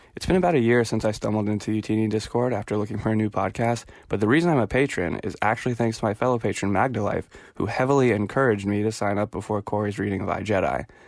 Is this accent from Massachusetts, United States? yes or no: yes; Boston, Massachusetts, United States; I am from Boston, Massachusetts